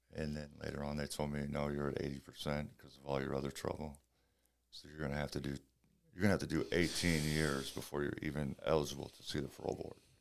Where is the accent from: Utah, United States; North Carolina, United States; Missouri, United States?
Missouri, United States; St. Louis; I started out at the boys' club in Saint Louis.